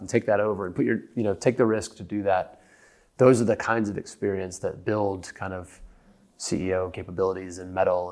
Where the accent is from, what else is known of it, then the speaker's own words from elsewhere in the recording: United States; accent: American; moved away as an adult; now in London, United Kingdom; as you can tell by my funny accent, I'm an American